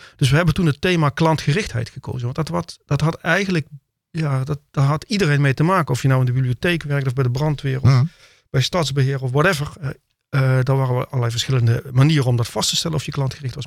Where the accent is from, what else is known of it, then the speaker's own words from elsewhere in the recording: Heerlen, Limburg, Netherlands; moved away as an adult; also born or lived in Simpelveld / The Hague; Ik voel me ook echt Limburger